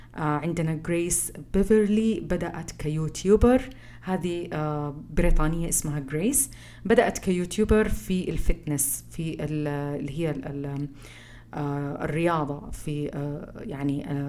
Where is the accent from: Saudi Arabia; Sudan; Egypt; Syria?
Saudi Arabia; احنا كسعوديين